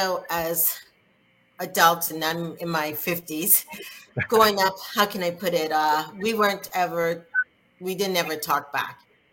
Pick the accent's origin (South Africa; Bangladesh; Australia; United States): United States; South Carolina; growing up in South Carolina as a Black person, as I was younger